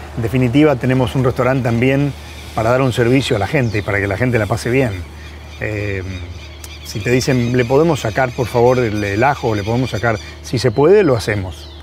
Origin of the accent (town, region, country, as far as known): Argentina